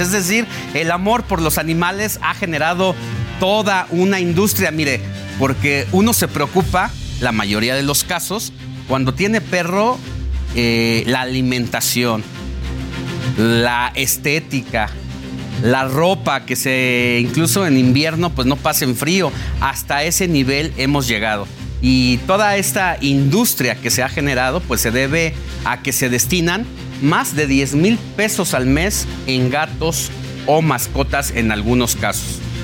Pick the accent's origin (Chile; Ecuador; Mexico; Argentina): Mexico; como mexicanos somos especiales respecto a todo lo que ocurre en América Latina. Es que aquí en nuestro país